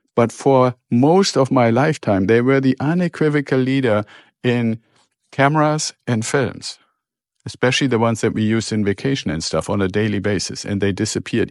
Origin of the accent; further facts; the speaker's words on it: Germany; moved away; I'm originally from Germany